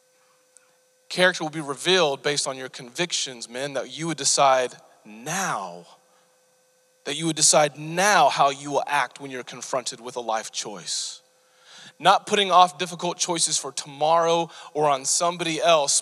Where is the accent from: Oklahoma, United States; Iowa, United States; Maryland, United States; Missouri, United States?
Oklahoma, United States; Bartlesville; I grew up in Bartlesville, just north of Tulsa